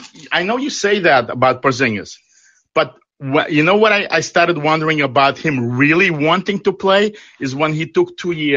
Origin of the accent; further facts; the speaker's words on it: New York, United States; moved away; I was from New York